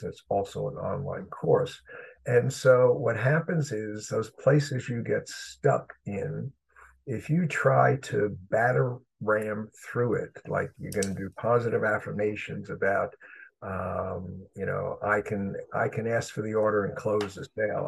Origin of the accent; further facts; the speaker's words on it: New York City, New York, United States; moved away as an adult; also born or lived in Chicago, Illinois; I grew up in Brooklyn, New York